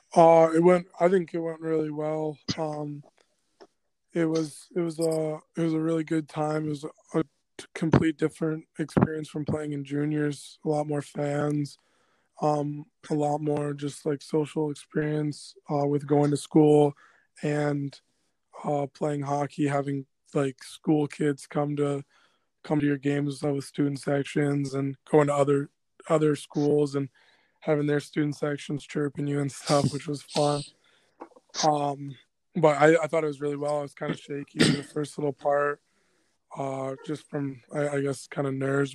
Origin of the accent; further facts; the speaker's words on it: Anchorage, Alaska, United States; also born or lived in Colorado; the Anchorage North Stars, which is my hometown here